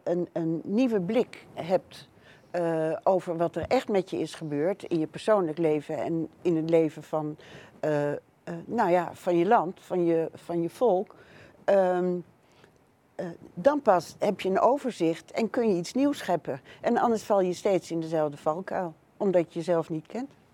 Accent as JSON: {"language": "Dutch", "country": "Netherlands", "tie": "born or raised there", "said": "ik ben hier geboren in Nederland"}